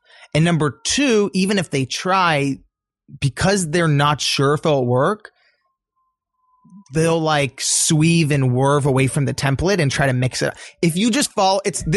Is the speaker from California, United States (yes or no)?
yes; Los Angeles, California, United States; also born or lived in Iran (ancestry); I'm from Los Angeles